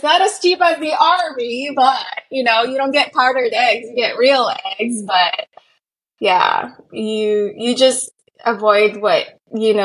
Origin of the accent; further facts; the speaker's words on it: Guam; moved away as an adult; also born or lived in San Antonio, Texas / Washington State; I come from Guam